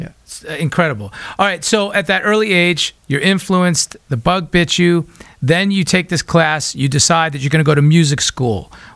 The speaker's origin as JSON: {"language": "English", "region": "New York", "country": "United States", "said": "I'm a Long Island boy myself. And, you know, I love the East Coast."}